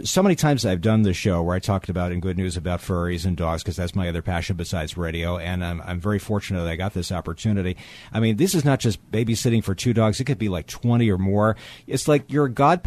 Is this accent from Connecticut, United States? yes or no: yes; Connecticut, United States; my home state